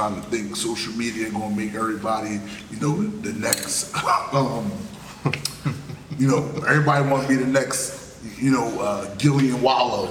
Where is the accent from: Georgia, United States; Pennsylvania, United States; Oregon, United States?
Pennsylvania, United States; Philadelphia; now in Norfolk, United States; I'm from Philly